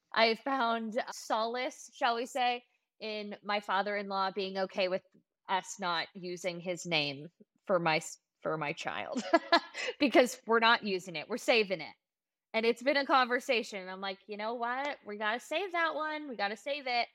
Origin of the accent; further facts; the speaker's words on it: Los Angeles, California, United States; I am from Los Angeles